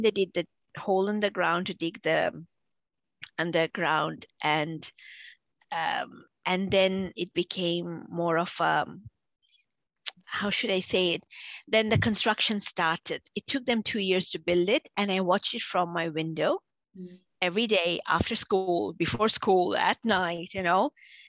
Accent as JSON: {"language": "English", "town": "Boston", "region": "Massachusetts", "country": "United States", "tie": "born or raised there", "said": "I grew up in Boston."}